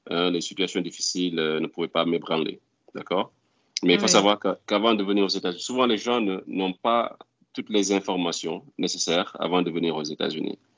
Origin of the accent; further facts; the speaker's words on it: Morocco; now in Houston, United States; Mais je suis venu directement du Maroc à Houston.